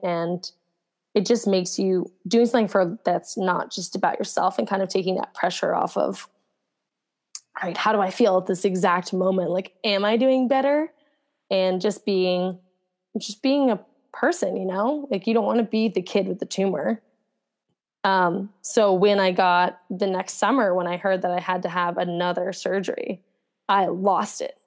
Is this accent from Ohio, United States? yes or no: no; New Jersey, United States; I grew up in New Jersey and I went to high school in New Jersey.